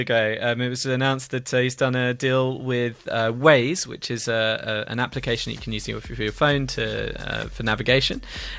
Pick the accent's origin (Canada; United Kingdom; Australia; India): India; English is a second language; I'm not really English. It's not my first language.